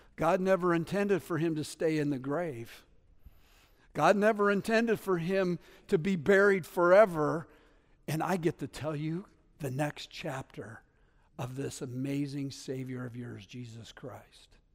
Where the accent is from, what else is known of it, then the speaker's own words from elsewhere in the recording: New Haven, Connecticut, United States; I'm from New Haven